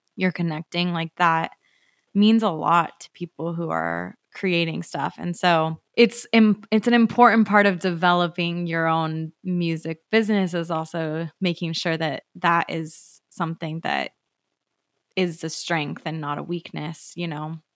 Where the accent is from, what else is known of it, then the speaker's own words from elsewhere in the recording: Arizona, United States; moved away as an adult; now in Los Angeles, United States; I'm from Arizona originally